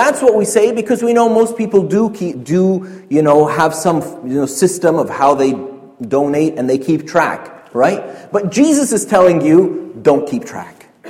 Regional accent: Canada; We're Canadian

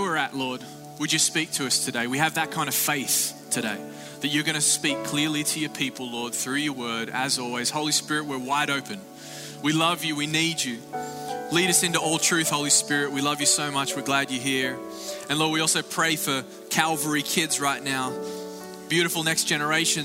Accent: Australia; now in Florida, United States; greetings from Australia

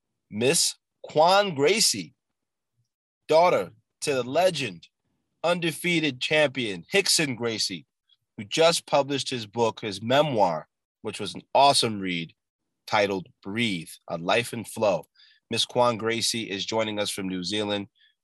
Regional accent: New York City, New York, United States; I'm from Brooklyn, I'm born there

